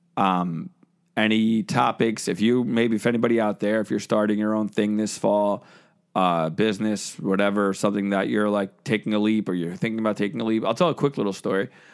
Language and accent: English; New Jersey, United States; I'm from New Jersey.